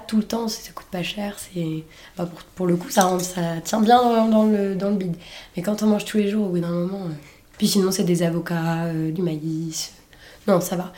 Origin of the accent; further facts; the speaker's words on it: Saint-Nazaire, Pays de la Loire, France; Je suis née à Saint-Nazaire, dans le 44